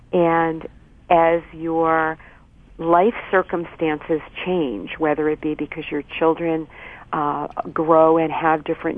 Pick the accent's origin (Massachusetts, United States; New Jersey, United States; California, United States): Massachusetts, United States; Boston; So I a lot of people are surprised when they hear me say that I'm from Boston, but indeed I am.